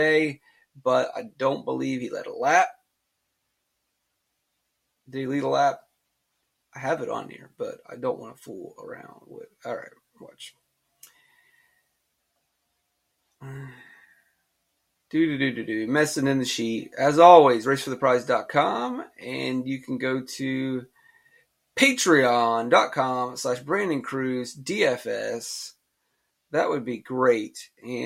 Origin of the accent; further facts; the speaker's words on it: North Carolina, United States; I was North Carolina. We have Five Guys